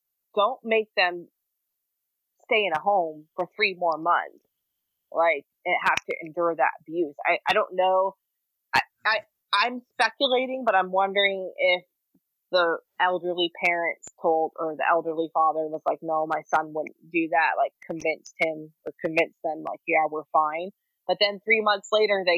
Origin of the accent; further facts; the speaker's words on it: Maine, United States; in the state of Maine, my home state